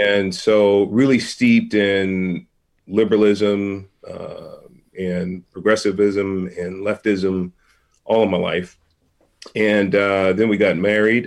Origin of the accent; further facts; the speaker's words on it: San Francisco, California, United States; born and raised in San Francisco